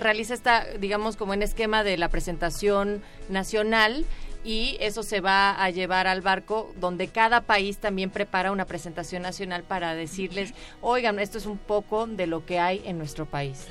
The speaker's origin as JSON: {"language": "Spanish", "country": "Mexico", "said": "yo como mexicana"}